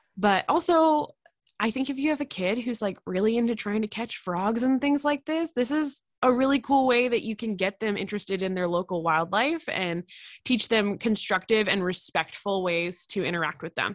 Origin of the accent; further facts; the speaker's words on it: Pennsylvania, United States; I'm from Pennsylvania